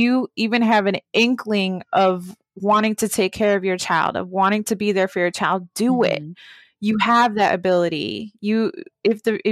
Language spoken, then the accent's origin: English; Baltimore, Maryland, United States; growing up in Baltimore